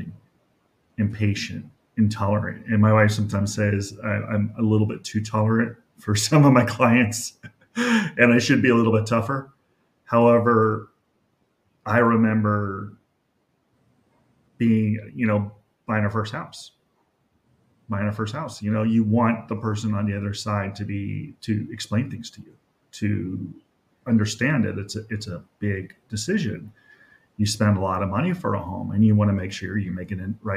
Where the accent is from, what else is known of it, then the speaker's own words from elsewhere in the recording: Los Angeles, California, United States; I grew up in North Hollywood with my mom, single mom, and my brother.